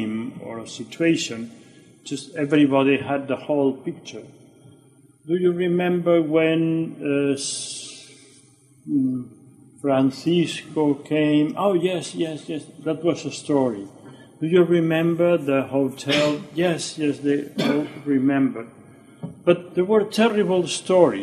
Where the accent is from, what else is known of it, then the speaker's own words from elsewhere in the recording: Barcelona, Catalonia, Spain; I was born in Barcelona in January 1943